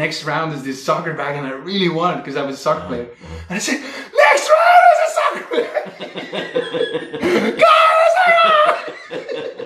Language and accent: English; Flanders, Belgium; moved away; I was raised in Flanders Fields, where it was like the mecca of the world for cycling